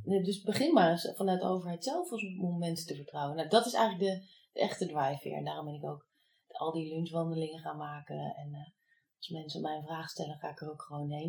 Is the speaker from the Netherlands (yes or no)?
yes; The Hague, South Holland, Netherlands; moved away as an adult; also born or lived in Enschede; ik kom uit Den Haag. En ik wou zo ver mogelijk weg van de Randstad